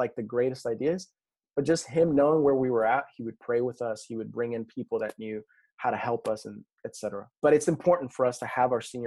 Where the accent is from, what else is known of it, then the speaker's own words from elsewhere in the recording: New Mexico, United States; I come from New Mexico and so there's nothing there